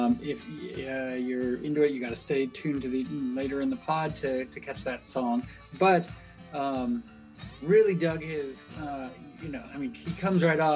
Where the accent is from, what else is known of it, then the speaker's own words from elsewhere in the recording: California, United States; being a Californian and from one of the states that doesn't really matter